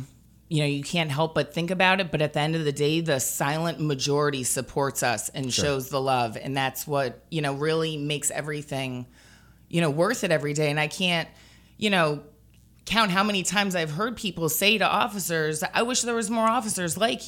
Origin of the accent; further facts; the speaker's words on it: United States; now in Baton Rouge, United States; My house was flooded and I have no family here. Yeah. I'm originally from New York